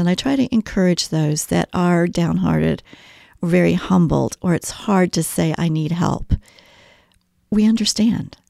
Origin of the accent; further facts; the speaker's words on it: Kansas City, Missouri, United States; moved away as an adult; also born or lived in Belgium; now in Mooresville, United States; I'm a Midwesterner uh, from birth in Kansas City, Missouri area